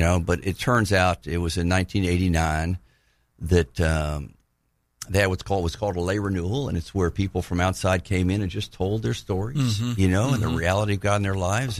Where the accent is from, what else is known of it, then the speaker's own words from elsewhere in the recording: Tallahassee, Florida, United States; also born or lived in Pensacola, Florida; I grew up in Tallahassee